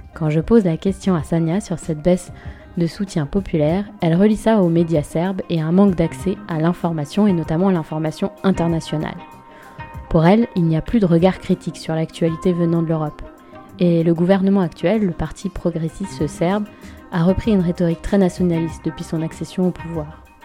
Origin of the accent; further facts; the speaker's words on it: France; je suis française, européenne et je vis dans l'Union européenne